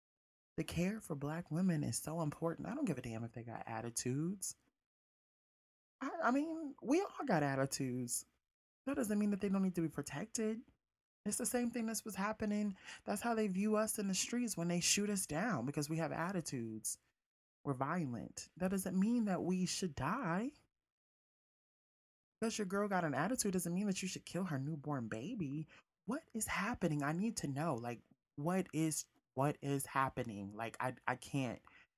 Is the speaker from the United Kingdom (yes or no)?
no; South Bend, Indiana, United States; also born or lived in Mississippi; after we moved to Mississippi from South Bend, Indiana, our fathers weren't around.